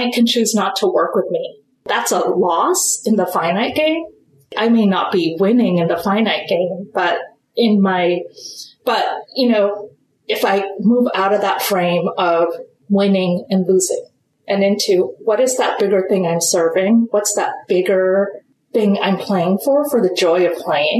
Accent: India; I am Indian.

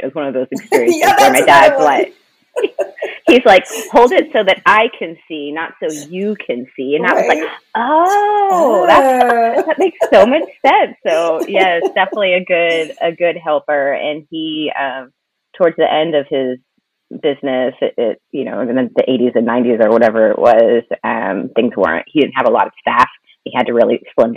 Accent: Denton, Texas, United States; also born or lived in Dallas, Texas; I was born and raised in the Dallas area. I've kind of lived a little bit all over, like the Metroplex. My parents still live out near Denton, where I grew up

